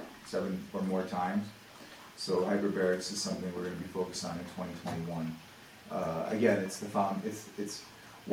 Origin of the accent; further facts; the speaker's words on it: Russia; moved away; I'm from Russia